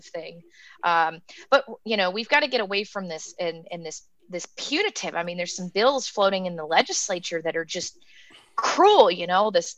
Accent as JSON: {"language": "English", "region": "Appalachian Pennsylvania", "country": "United States", "moved": "yes", "lives_now": "Kentucky, United States", "said": "I'm from Appalachia, Pennsylvania, and I still have a lot of family up there"}